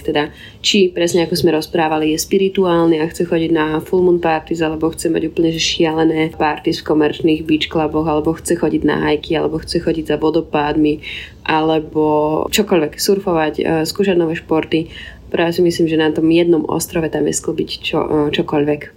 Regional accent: Slovakia; also born or lived in Indonesia; u nás doma na Slovensku

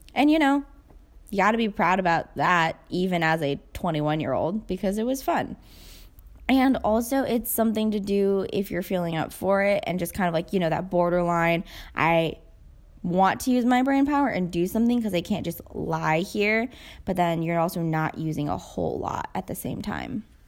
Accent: United States; I'm Asian American, so I've grown up watching them

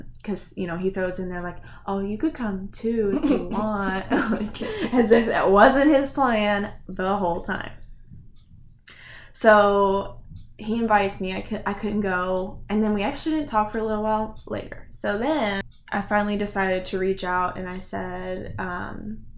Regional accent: Indiana, United States; We're from Indiana

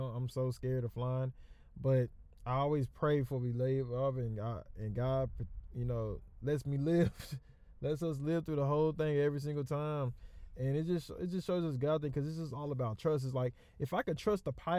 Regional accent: the South, United States; also born or lived in Texas; I'm from South

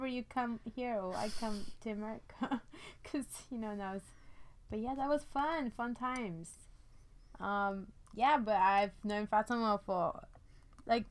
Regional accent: India; now in London, United Kingdom; I was born, you know, in India. I'm from India

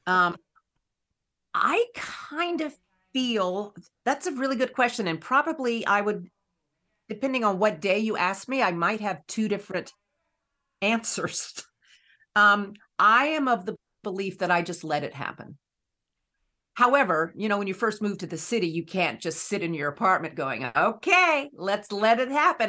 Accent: Raleigh, North Carolina, United States; I grew up in Raleigh, North Carolina

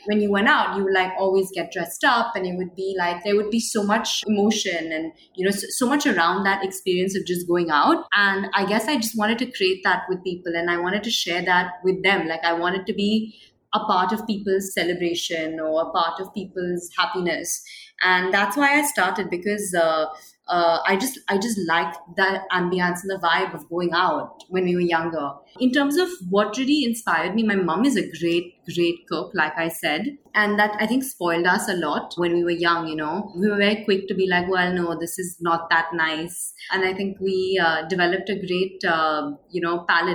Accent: Mumbai, Maharashtra, India; I was born and raised in Mumbai.

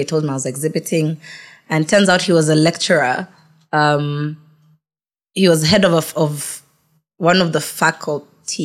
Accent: Nairobi, Kenya; also born or lived in Malaysia; I came back to Nairobi.

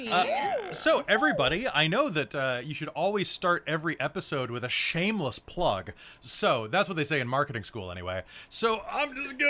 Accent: Missouri, United States; moved away; also born or lived in Pacific Northwest; I grew up in Missouri

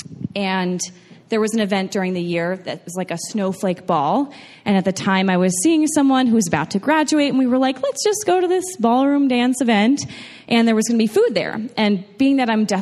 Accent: New York, United States; moved away; I'm originally from New York

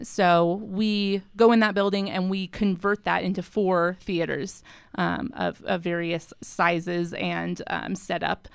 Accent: Colorado, United States; moved away as an adult; now in Salt Lake City, United States; I am from Colorado originally. I moved out to Salt Lake in two thousand eleven to attend Westminster

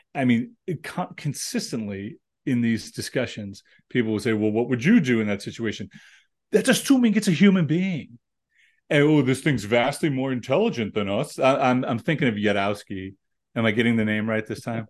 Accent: United States; as an American

